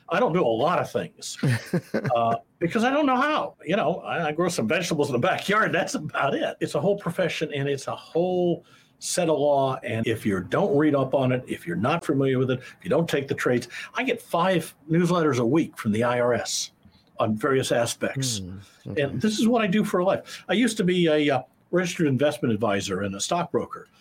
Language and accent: English; Iowa, United States; moved away as an adult; also born or lived in Kansas City; I grew up in Iowa. I'm an Iowa boy, Midwestern boy.